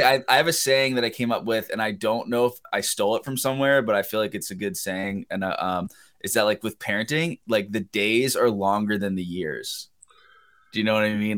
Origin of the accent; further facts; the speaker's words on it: Pennsylvania, United States; moved away as an adult; I grew up in Pennsylvania